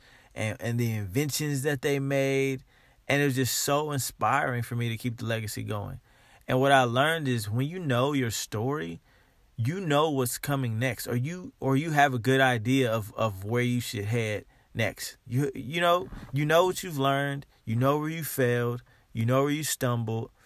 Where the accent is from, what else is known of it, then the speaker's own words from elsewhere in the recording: United States; I am African American